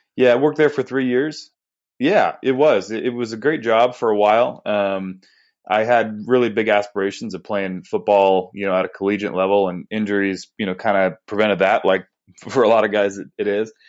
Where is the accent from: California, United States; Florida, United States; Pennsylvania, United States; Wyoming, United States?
California, United States; Northern; moved away as an adult; now in Arizona, United States; I grew up in Northern California, born and raised